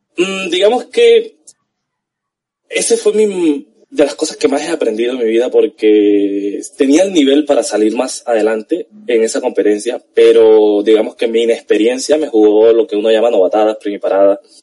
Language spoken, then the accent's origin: Spanish; Colombia